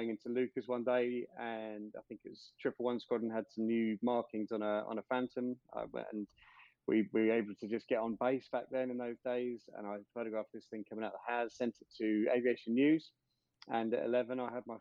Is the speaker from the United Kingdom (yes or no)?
yes; Farnborough, South East England, United Kingdom; I'm born and bred in Farnborough